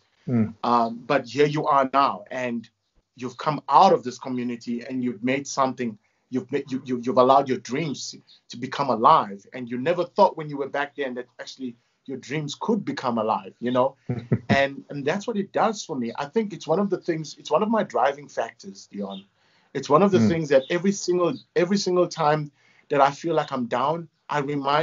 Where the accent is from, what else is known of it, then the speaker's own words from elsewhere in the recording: Durban, KwaZulu-Natal, South Africa; moved away as an adult; also born or lived in Phoenix / Ballito; now in Johannesburg, South Africa; I grew up in KwaMashu and then we moved into Phoenix